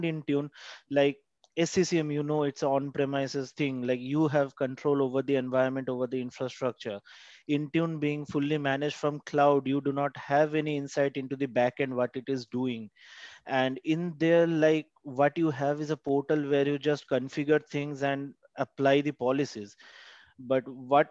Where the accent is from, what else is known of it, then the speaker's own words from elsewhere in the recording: India; I'm from India